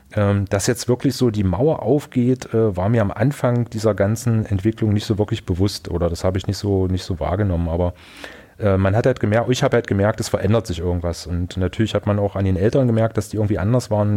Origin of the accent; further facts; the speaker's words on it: Magdeburg, Saxony-Anhalt, Germany; ich bin gebürtiger Magdeburger, lebe auch heute noch in Magdeburg, äh, in Sachsen-Anhalt